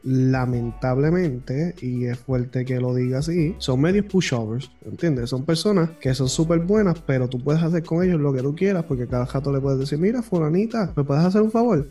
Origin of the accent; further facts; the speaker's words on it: Puerto Rico; Tú y yo somos del pueblo de Calle en Puerto Rico